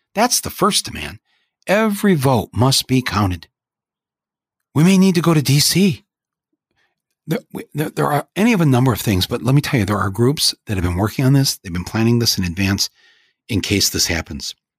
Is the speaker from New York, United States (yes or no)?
no; Michigan, United States; I'm from Michigan